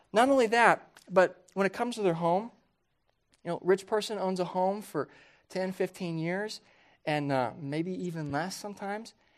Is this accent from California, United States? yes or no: no; Johnson County, Kansas, United States; moved away; I never, growing up there, viewed myself and my family as very wealthy.